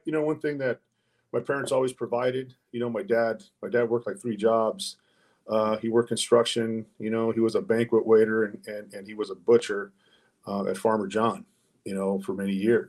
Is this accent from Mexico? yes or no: yes; Mexico; English is a second language; Yeah, I was an ESL student, man. I was the whitest Mexican in class, man. You know, I couldn't speak English, man, you know, and I had a hard time pronouncing words.